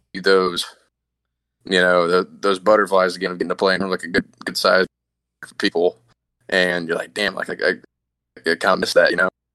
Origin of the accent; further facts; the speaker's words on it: the South, United States; growing up in the South